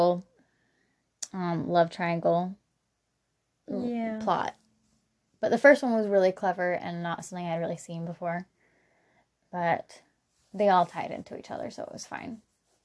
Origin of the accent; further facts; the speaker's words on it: Portland, Oregon, United States; we're from Portland.